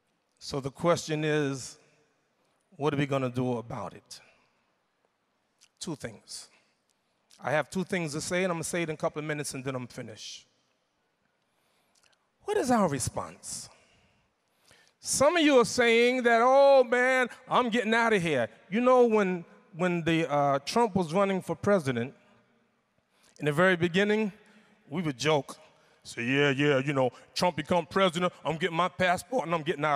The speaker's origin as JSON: {"language": "English", "country": "United States", "said": "I'm from United States, America"}